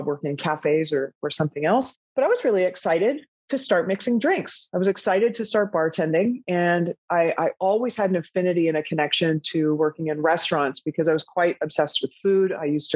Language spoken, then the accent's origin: English; Toronto, Ontario, Canada; moved away as an adult; also born or lived in Vancouver, Canada; now in Amsterdam, Netherlands; I was working in a fast food shop in Toronto, Ontario, in Canada, where I'm from